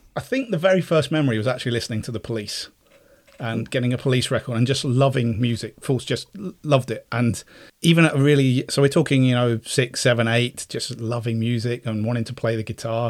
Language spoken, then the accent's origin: English; Cyprus; moved away; I was also in Cyprus as well, I grew up in Cyprus